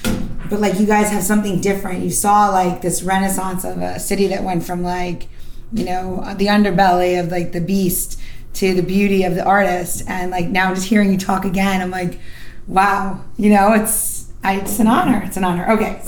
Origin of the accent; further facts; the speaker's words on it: New York, United States; I'm from New York, just so you know, that well-rounded, I've been hanging out in New York in the 60s, 70s, 80s